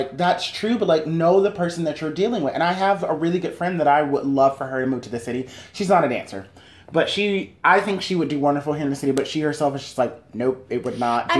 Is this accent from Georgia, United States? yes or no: yes; Georgia, United States; moved away; also born or lived in Florida; But I'm from the South, went to school, from Georgia, went to school in Florida.